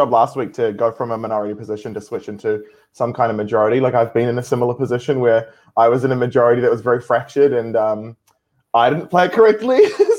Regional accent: New Zealand; It'd be nice to get an invite to the table as we're from New Zealand

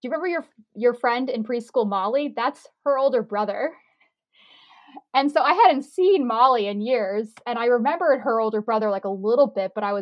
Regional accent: Fredericksburg, Virginia, United States; I came back to my town, my hometown, Fredericksburg, Virginia

